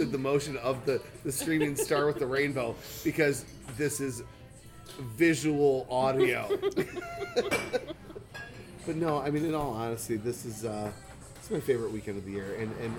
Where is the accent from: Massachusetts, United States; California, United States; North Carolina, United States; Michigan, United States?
Michigan, United States; 2 hours away, this is my hometown show, and it always will be, and this is where my heart is. And so Motor City, you know, for me personally, thank you.